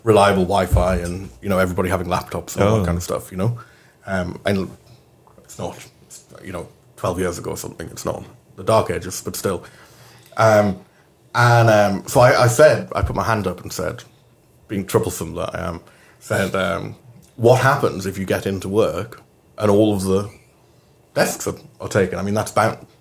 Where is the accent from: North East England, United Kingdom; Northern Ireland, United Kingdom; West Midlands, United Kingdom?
North East England, United Kingdom; Newcastle upon Tyne; moved away; also born or lived in Scotland; growing up in Newcastle